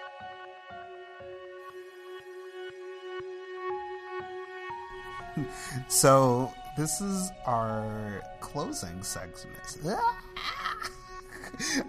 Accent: Joliet, Illinois, United States; I'm from Joliet, and it's a suburb outside of Chicago. And, you know, it's where I was born and raised.

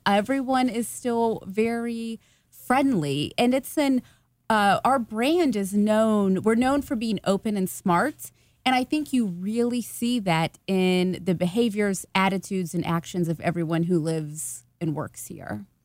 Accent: Hilliard, Ohio, United States; also born or lived in German Village, Columbus; now in Columbus, United States; I am originally from Hilliard, Ohio. I now live, live in German Village

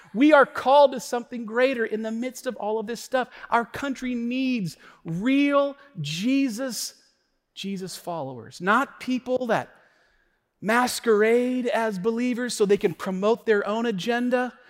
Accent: United States; We, we have this spirit in our country of, of cultural Christianity

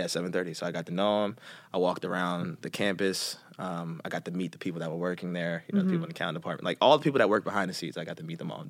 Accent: Philadelphia, Pennsylvania, United States; Especially from, I mean, you're from New York, I'm from Philly, so.

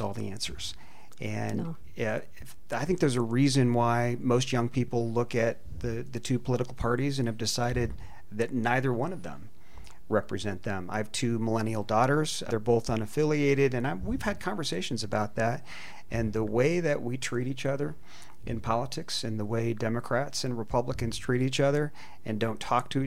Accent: Delta County, Colorado, United States; I grew up in Delta County

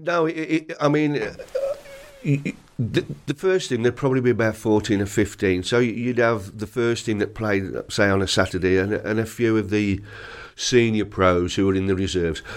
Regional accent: Carrick, West Midlands, United Kingdom; I was born in Carrick, which is only about twelve, twelve mile away

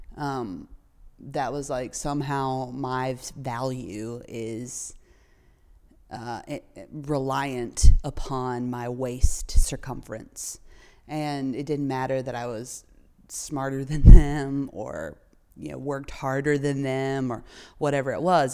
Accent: North Carolina, United States; I grew up in North Carolina, uh, right in the thick of the Bible Belt

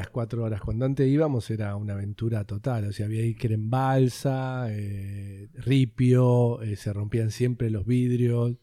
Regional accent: Bernal, Buenos Aires Province, Argentina; also born or lived in Comodoro Rivadavia, Chubut; éramos de Bernal, Bernal Oeste. Yo nací en Comodoro Rivadavia, en Chubut

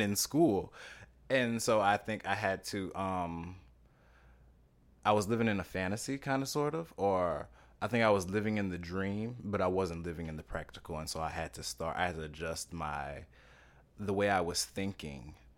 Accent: Louisiana, United States; moved away as an adult; now in New York City, United States; I'm from Louisiana originally

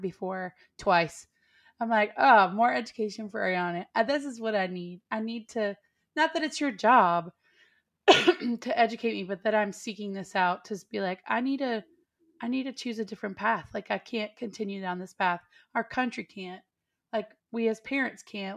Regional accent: Texas, United States; also born or lived in East Nashville, Tennessee; now in Nashville, United States; I come from Texas

